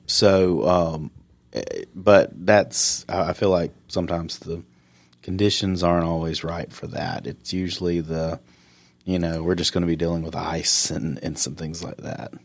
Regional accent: Upstate South Carolina, United States; moved away; me growing up in South Carolina and the upstate

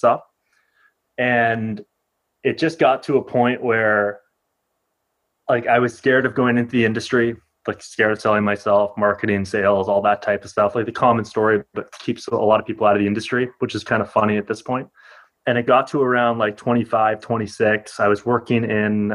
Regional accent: Ottawa, Ontario, Canada; also born or lived in Toronto; I'm originally from Ottawa

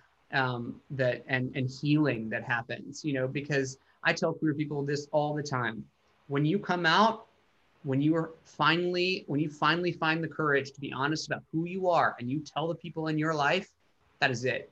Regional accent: Chattanooga, Tennessee, United States; moved away; I go back to Chattanooga and play my hometown for the first time

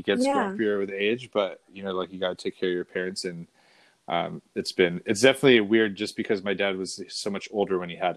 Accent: Fountain Valley, California, United States; we grew up in Fountain Valley

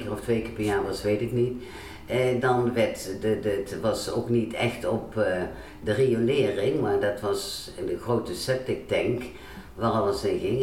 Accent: Waalwijk, North Brabant, Netherlands; ik ben geboren in Waalwijk, eigenlijk Baardwijk. Baardwijk was vroeger nog een eigen dorp. Eh, op een boerderij.

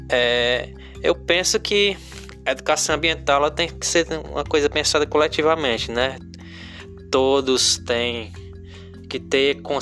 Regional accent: Crateús, Ceará, Brazil; aqui como eu sou do interior aqui de Crateus, né?

